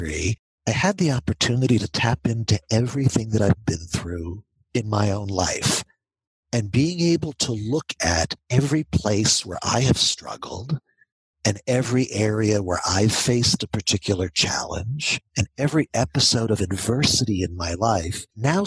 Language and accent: English; Baltimore, Maryland, United States; now in Atlanta, United States; I grew up in Baltimore